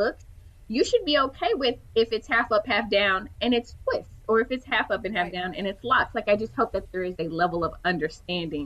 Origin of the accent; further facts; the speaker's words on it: Houston, Texas, United States; I am from Houston